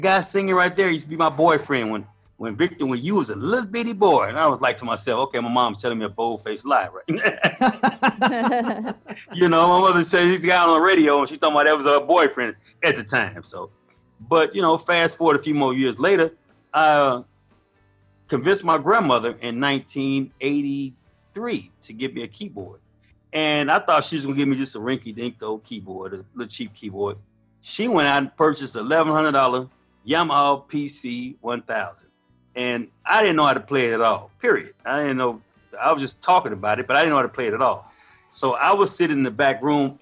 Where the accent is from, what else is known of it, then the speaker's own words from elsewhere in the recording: Tulsa, Oklahoma, United States; also born or lived in San Francisco, California; I grew up in Tulsa, Oklahoma. I was born in 1967